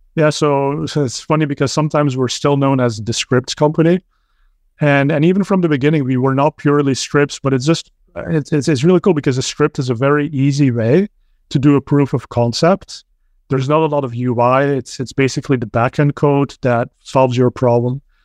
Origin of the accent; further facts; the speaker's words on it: Belgium; now in Bay Area, United States; I'm originally from Belgium, so spoke Dutch